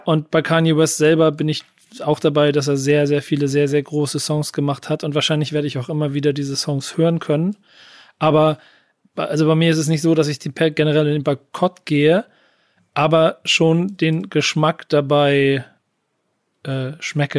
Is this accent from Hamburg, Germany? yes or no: yes; Hamburg, Germany; ich komme aus Hamburg